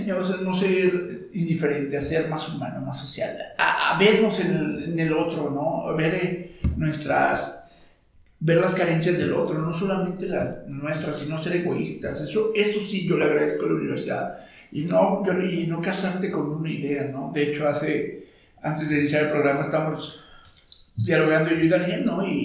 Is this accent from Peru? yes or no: no; Mexico; Me formó como ciudadano, como mexicano